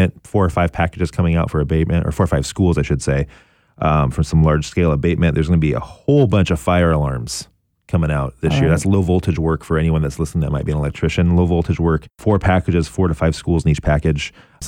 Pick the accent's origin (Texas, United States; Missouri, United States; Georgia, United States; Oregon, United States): Oregon, United States; Portland; I'm from Portland, born and raised. I went to Franklin High School